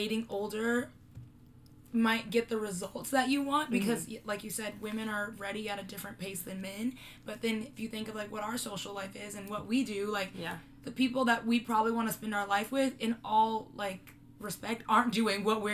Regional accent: Los Angeles, California, United States; I'm from Los Angeles

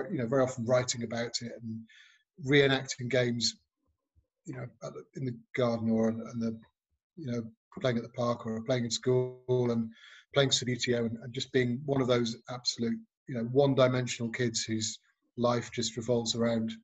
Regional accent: Nantwich, North West England, United Kingdom; I grew up in a town called Nantwich in Cheshire

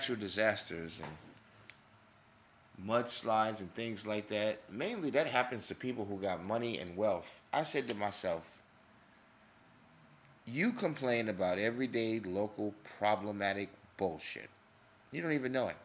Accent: New York, United States; growing up in New York

